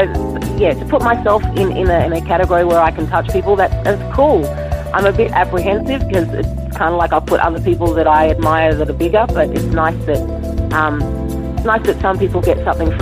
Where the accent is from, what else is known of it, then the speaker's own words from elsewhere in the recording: Sydney, New South Wales, Australia; I grew up in Sydney